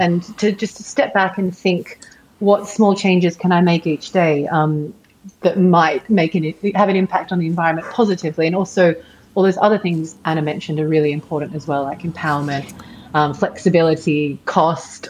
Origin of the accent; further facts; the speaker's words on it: Sydney, New South Wales, Australia; moved away; I am in Sydney at the moment, which is my hometown